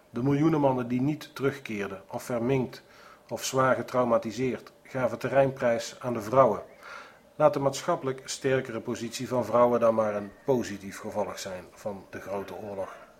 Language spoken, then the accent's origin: Dutch; Netherlands; Ik ben een Nederlander